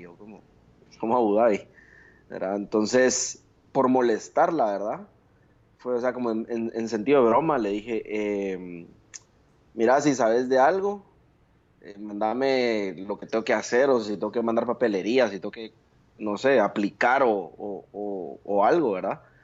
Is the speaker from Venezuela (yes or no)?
no; Guatemala; moved away as an adult